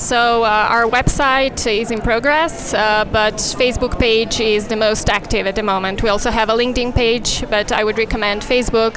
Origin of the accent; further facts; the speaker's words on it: Belgrade, Serbia; also born or lived in Portugal; I was born and raised in Belgrade